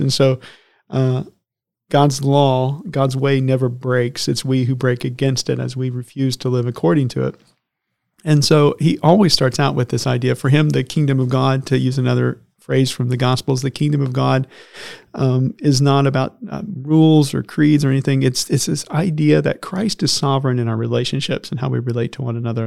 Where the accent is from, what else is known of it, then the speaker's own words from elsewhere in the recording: Lagodi, Indiana, United States; I grew up in Lagodi, Indiana